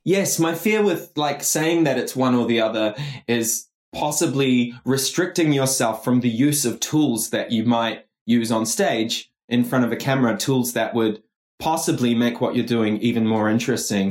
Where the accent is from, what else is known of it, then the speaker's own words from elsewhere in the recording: New Zealand; I'm Kiwi